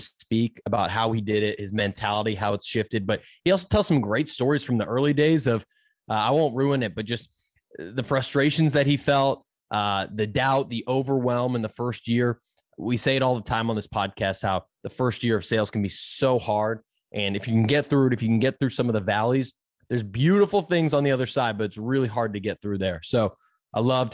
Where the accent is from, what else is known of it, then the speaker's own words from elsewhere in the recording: Boston, Massachusetts, United States; my hometown of Boston, Massachusetts